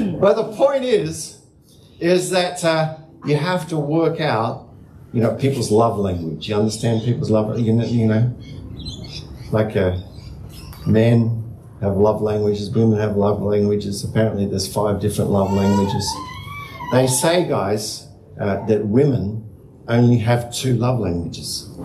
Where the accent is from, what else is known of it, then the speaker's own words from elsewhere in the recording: Hurstville, New South Wales, Australia; Growing up in the Salvation Army in the Hurstville Corps